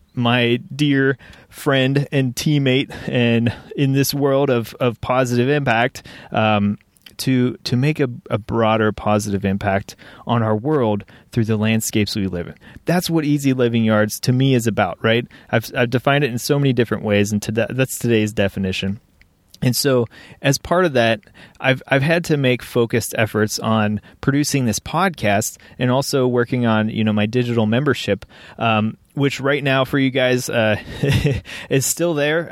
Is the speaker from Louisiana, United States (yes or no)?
no; Cincinnati, Ohio, United States; the greater Cincinnati region, which is, is where I live, my hometown, proud to call it home